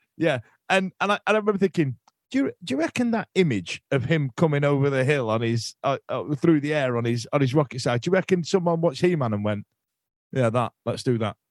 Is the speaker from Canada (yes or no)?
no; United Kingdom; us as British men